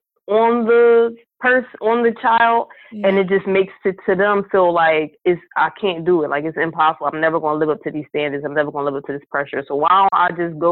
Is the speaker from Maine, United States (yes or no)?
no; Philadelphia, Pennsylvania, United States; woman born and raised in North Philadelphia